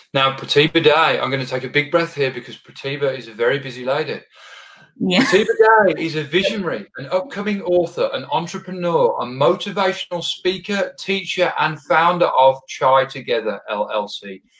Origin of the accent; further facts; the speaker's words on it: Birmingham, West Midlands, United Kingdom; I'm actually from Birmingham, England